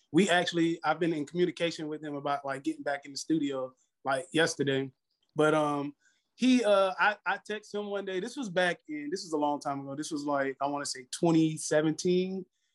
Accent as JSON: {"language": "English", "town": "Orlando", "region": "Florida", "country": "United States", "tie": "born or raised there", "also_born_or_lived": "Fort Pierce, Florida", "said": "So I'm from Orlando, Florida."}